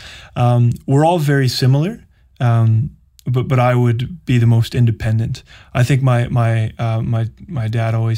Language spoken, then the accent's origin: English; Winnipeg, Manitoba, Canada; moved away as an adult; also born or lived in Vancouver; growing up in Winnipeg